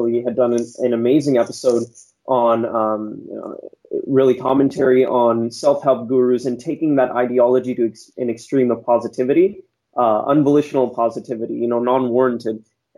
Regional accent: San Jose, California, United States; So I was born and raised in San Jose, California

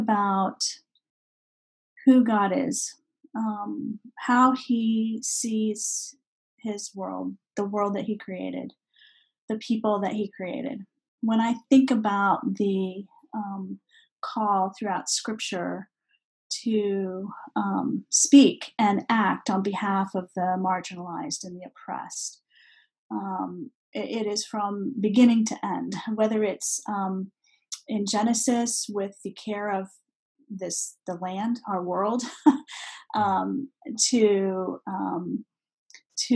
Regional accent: Beirut, Beirut Governorate, Lebanon; moved away as an adult; also born or lived in Baghdad, Iraq / France; now in United States; born in Baghdad, actually, and grew up mostly in Beirut. Spent almost all of my childhood and early education there.

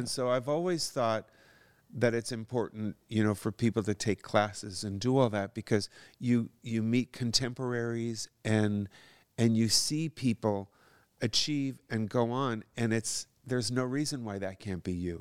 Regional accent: Madison, Wisconsin, Niles, Michigan, Midwest, United States; moved away as an adult; also born or lived in Minneapolis, Minnesota / Trempealeau, Wisconsin; now in California, United States; I was born in Minneapolis, Minnesota, kinda grew up in, um, Madison, Wisconsin, and then, uh, Niles, Michigan

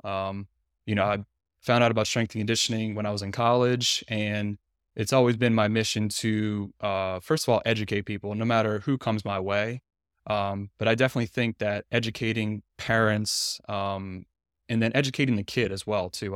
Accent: Louisiana, United States; moved away as an adult; now in Tyler, United States; I'm from Louisiana too. I grew up there, um, for the first twenty-eight years of my life

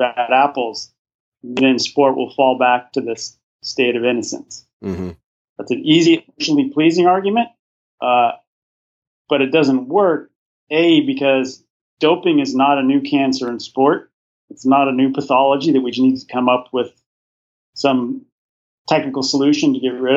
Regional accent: United States; as an American

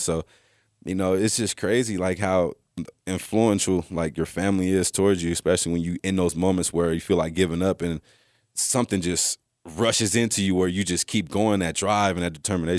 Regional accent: Texas, United States; born there; And so growing up, you know, I was born in Texas.

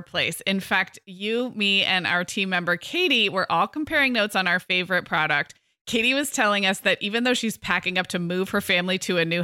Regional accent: Santa Barbara, California, United States; now in Orange County, United States; I grew up in Santa Barbara

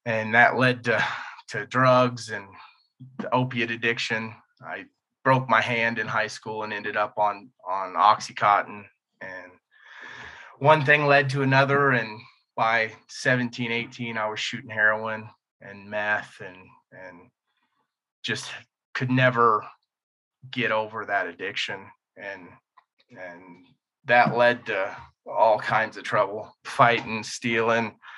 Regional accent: Indiana, United States; I grew up in Indiana, upper middle class white family

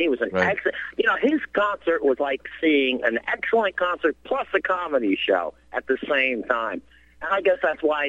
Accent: New Jersey, United States; now in West Virginia, United States; I was born and raised in New Jersey.

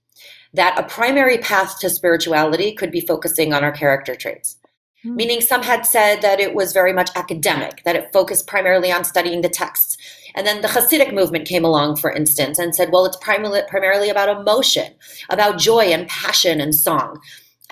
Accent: Cleveland, Ohio, United States; I was raised right here in Cleveland, Ohio

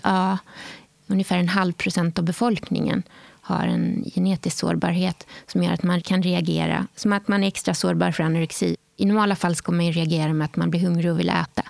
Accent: Åhus, Skåne, Sweden; Jag är uppvuxen i Skåne en ort som heter Åhus på östra kusten

